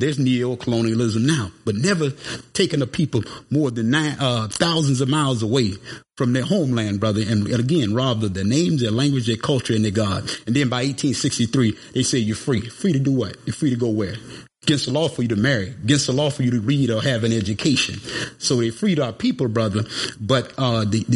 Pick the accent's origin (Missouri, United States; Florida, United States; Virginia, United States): Florida, United States; St. Petersburg; moved away; I'm originally from St. Petersburg, Florida